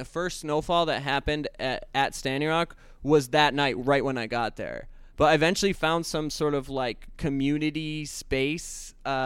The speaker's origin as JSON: {"language": "English", "town": "Los Angeles", "region": "California", "country": "United States", "said": "California, Los Angeles"}